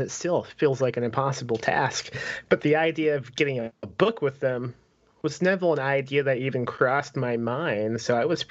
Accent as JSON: {"language": "English", "town": "Lake Station", "region": "Indiana", "country": "United States", "tie": "born or raised there", "said": "I only lived in Lake Station until I was 12"}